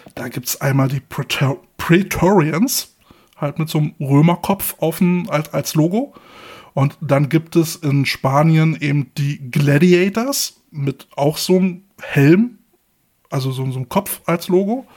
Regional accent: Berlin, Germany; als gebürtiger Berliner

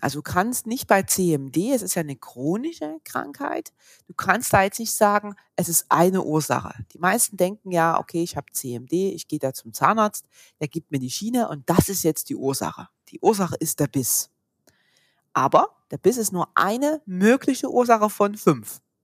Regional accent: Saxony, Germany; moved away as an adult; now in Stuttgart, Germany; Ursprünglich komme ich aus Sachsen, war da schon Physio in Sachsen

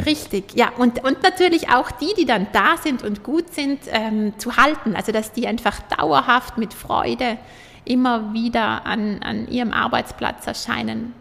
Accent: Juval Castle, South Tyrol, Trentino-Alto Adige, Italy; Schloss Juwal, wo ich aufgewachsen bin

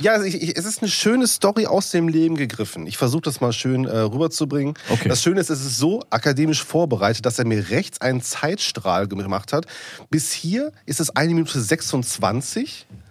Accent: Duisburg, North Rhine-Westphalia, Germany; ich als gebürtiger Duisburger

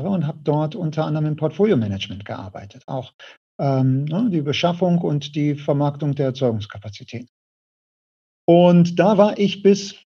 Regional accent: Essen, North Rhine-Westphalia, Germany; now in Düsseldorf, Germany; Ähm, ich bin in Essen geboren

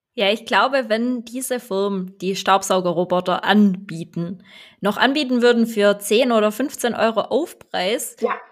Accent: Swabia, Baden-Württemberg, Germany; accent: Swabian; Ich bin halt eine Schwäbin

